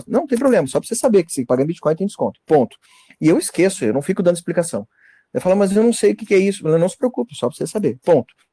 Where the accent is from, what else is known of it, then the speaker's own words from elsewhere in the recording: Santa Catarina, Brazil; Eu sou do, eu sou do norte de Santa Catarina, então é uma região, uma cidade pequena aqui.